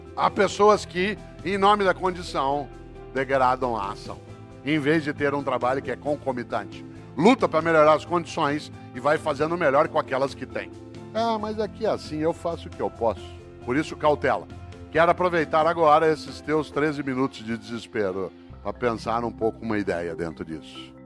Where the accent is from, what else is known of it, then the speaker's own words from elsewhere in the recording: Brazil; eu sou brasileiro